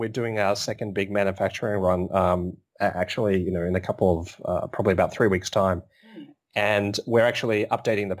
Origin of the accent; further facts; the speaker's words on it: Melbourne, Victoria, Australia; I'm from Melbourne